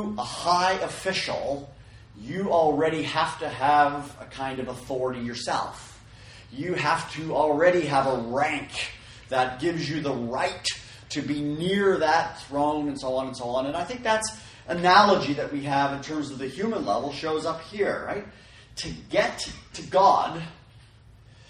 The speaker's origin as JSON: {"language": "English", "country": "Canada", "tie": "born or raised there", "moved": "yes", "lives_now": "California, United States", "said": "I grew up in Canada"}